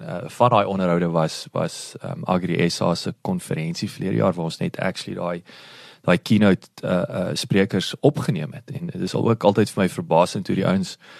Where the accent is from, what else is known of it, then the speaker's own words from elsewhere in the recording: Kenhardt, Northern Cape, South Africa; ek is natuurlik in Kenhardt gebore